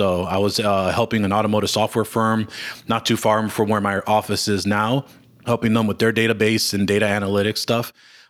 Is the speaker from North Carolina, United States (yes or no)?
no; Chicago, Illinois, United States; So, you know, I was born and raised in Chicago. Humboldt Park is the neighborhood that I grew up in. At the time, it was probably one of the three worst neighborhoods in Chicago.